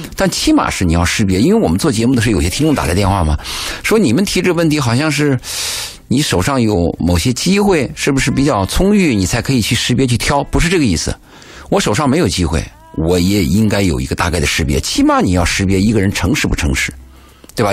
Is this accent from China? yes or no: yes; China; 我们中国人特别忌讳谈死